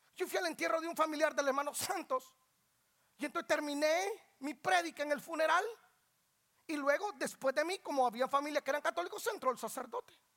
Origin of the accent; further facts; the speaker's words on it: Guatemala; also born or lived in Georgia, United States; now in Atlanta, United States; Yo no pienso como guatemalteco, soy guatemalteco, tengo la cara de guatemalteco